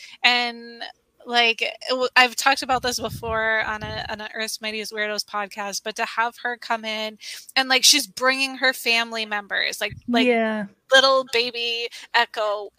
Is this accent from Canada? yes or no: yes; Canada; as a Canadian, I have to say, like we need that and we love that.